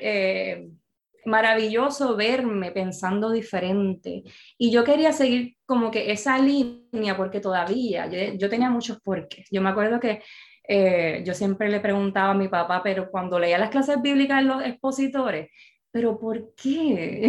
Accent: Bayamón, Puerto Rico; soy bayamonesa

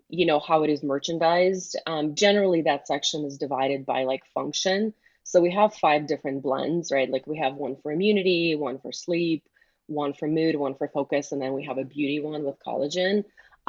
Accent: Michigan, United States; because I grew up in Michigan, people around here just think it's like a Midwestern accent.

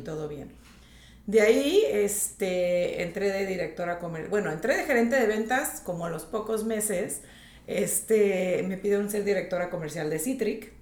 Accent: Tijuana, Baja California, Mexico; moved away as an adult; also born or lived in Laredo, Texas / United States; now in Riviera Maya, Mexico; Yo nací en Laredo, Texas, pero crecí en Tijuana

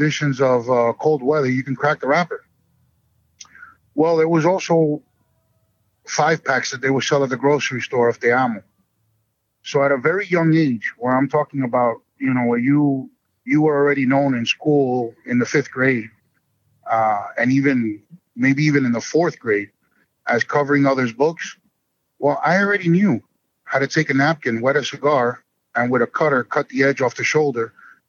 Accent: Union City, New Jersey, United States; also born or lived in Miami; growing up in Union City, New Jersey, where there was many cigar rollers

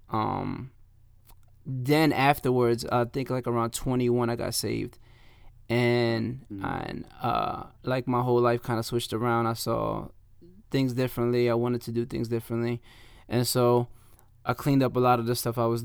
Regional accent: Camden, New Jersey, United States; a lot of people don't know, but it's like uh, literally like uh, five minutes away from Philly.

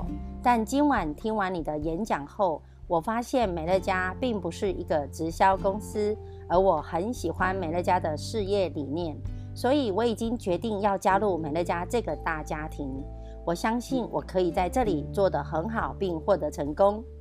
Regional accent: Miaoli County, Taiwan

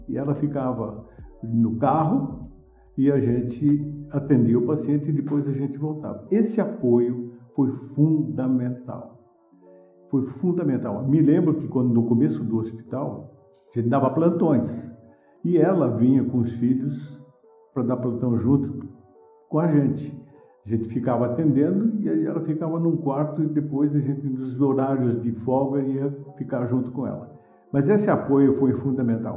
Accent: Atibaia, São Paulo, Brazil; Eu sou nascido aqui em Atibaia

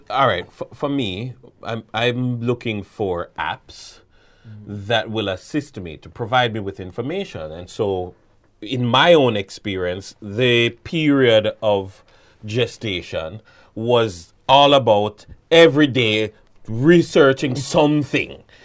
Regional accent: Jamaica

